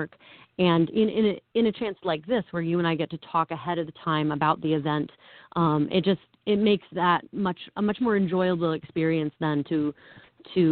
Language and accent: English; Ohio, United States; moved away as an adult; now in New York, United States; I was born and raised in Ohio. I've been a New Yorker for 15 years now, but I was born and raised in Ohio.